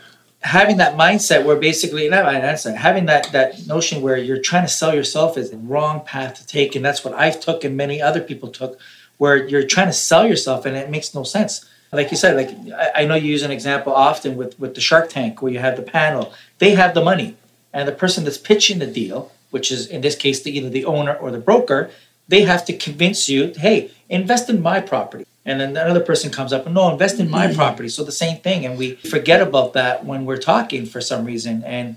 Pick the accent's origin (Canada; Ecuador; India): Canada; born there; also born or lived in Italy; I was born in Canada.